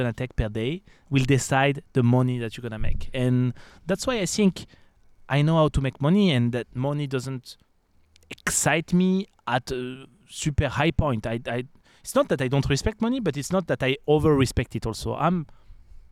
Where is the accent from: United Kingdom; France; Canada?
France; accent: French; English is a second language; moved away; also born or lived in the Alps; I'm French, guys, if you didn't notice my accent